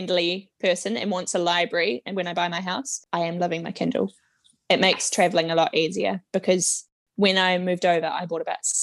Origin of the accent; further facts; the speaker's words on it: Wellington, New Zealand; moved away as an adult; now in England; I grew up in Wellington, where we've got the Opera House and the St. James Theatre.